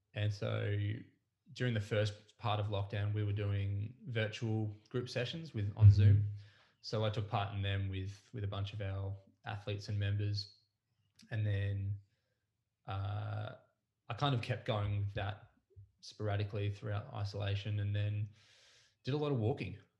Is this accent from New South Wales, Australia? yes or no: no; Mornington Peninsula, Victoria, Australia; I grew up on the Mornington Peninsula I went to school here. I was um, I was raised down this way